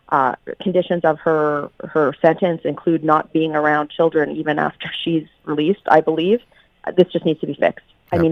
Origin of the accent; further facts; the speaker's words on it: Canada; But at the same time, I also have to say I'm Canadian.